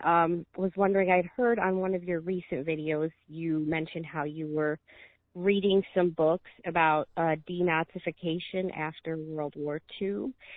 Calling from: Michigan, United States; I'm calling from Michigan.

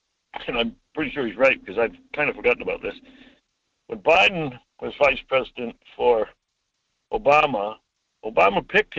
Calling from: Homer, Alaska, United States; Hi, Mike. … from Homer.

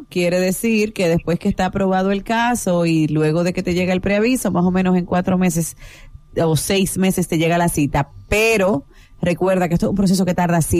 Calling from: Santo Domingo, Distrito Nacional, Dominican Republic; No, llamo de aquí, de Santo Domingo.

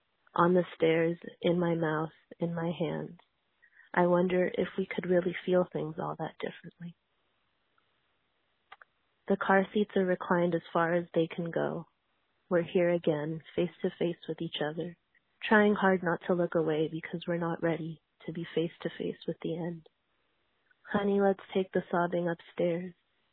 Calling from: Oakland, California, United States; I'm calling from Oakland, California

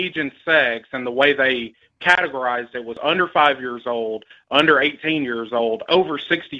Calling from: Tennessee, United States

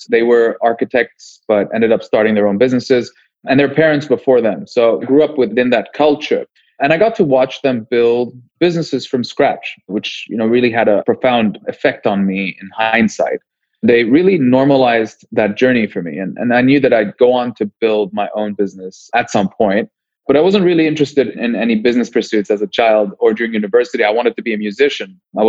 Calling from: Cape Town, Western Cape, South Africa; Yeah, things in Cape Town are nice. It's summer, so we're enjoying some warm weather

